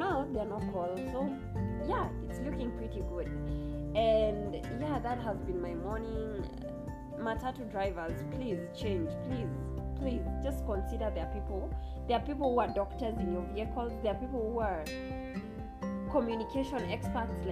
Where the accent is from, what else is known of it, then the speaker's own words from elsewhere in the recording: Kenya; I am Kenyan, I'm a hardcore. If you live in Kenya, you have to be a hardcore